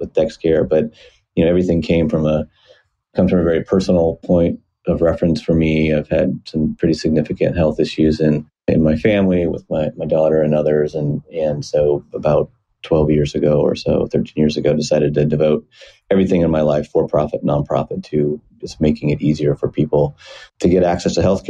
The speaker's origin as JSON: {"language": "English", "region": "Iowa", "country": "United States", "tie": "born or raised there", "moved": "as an adult", "lives_now": "Seattle, United States", "said": "Was born and raised in Iowa, decent-sized town. Well, small for anywhere else, but decent-sized for Iowa on the Mississippi River in the southeast corner of the state"}